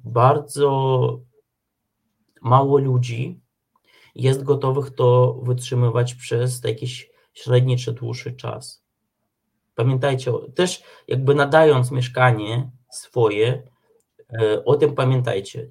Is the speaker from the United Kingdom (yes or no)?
no; Ukraine; now in Poland; my Ukraińcy tutaj też mieszkający w Polsce